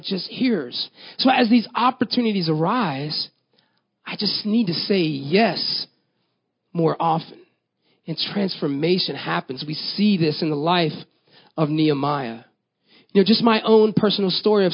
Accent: Tampa, Florida, United States; moved away; also born or lived in Texas; I grew up in Florida, Tampa, in fact

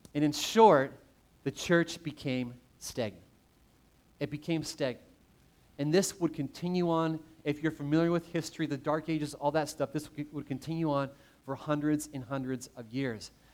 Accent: Canada; growing up in Canada, played a lot of hockey

